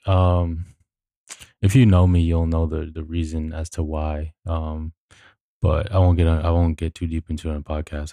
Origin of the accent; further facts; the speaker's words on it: New York City, New York, United States; we grew up in New York, which is quite literally the, uh, New York City is the most diverse city on the planet